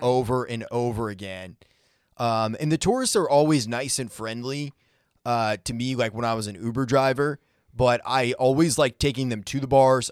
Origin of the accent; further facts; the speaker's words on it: New England, United States; now in Nashville, United States; I grew up in New England